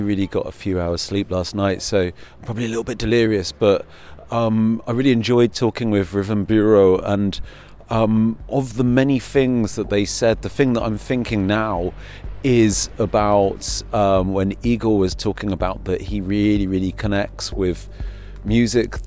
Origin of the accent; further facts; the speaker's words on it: United Kingdom; moved away; I'm a Brit, living in Europe